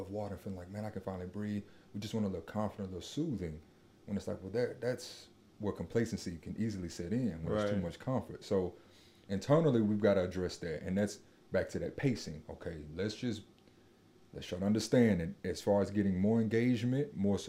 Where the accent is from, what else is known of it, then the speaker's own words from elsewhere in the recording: Nashville, Tennessee, United States; growing up in Nashville, I find myself on Jefferson Street